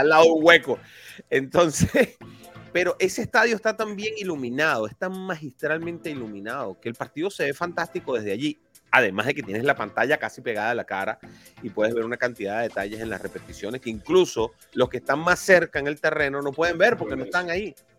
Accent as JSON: {"language": "Spanish", "country": "Venezuela", "moved": "yes", "lives_now": "Miami, United States", "said": "yo soy venezolano"}